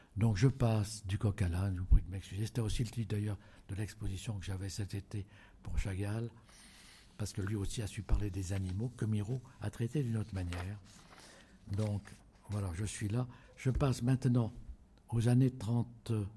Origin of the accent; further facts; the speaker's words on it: Auvergne-Rhône-Alpes, France; en Auvergne, qui est mon pays natal.